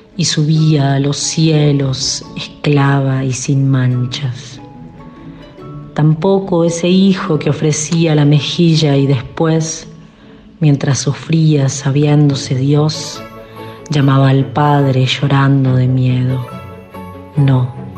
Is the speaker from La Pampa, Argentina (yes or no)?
yes; La Pampa, Argentina; now in Costa Rica; de La Pampa, pero ahora viviendo en Costa Rica